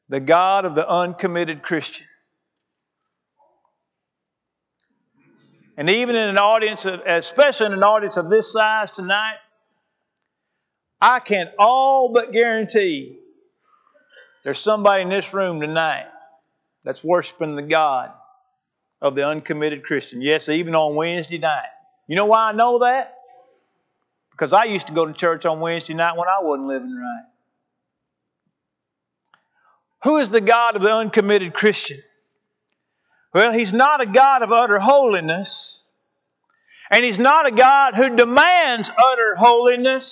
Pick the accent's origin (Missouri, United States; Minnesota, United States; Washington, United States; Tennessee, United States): Missouri, United States; St. Louis; When I was a kid growing up in South County, St. Louis, in our little old neighborhood cul-de-sac